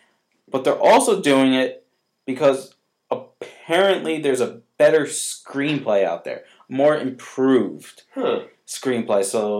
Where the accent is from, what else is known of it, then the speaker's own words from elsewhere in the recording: Connecticut, United States; now in Carmel, United States; when I used to live in Connecticut, and the Deeds Pizzeria was a pizzeria in my hometown.